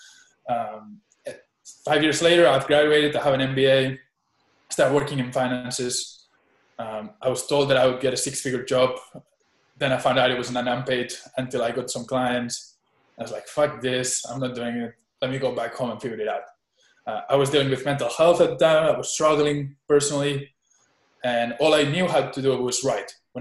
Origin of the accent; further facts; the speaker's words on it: Spain; also born or lived in Boone, North Carolina, United States; I moved back to Spain when I was 6 months old. I was a baby in an airplane.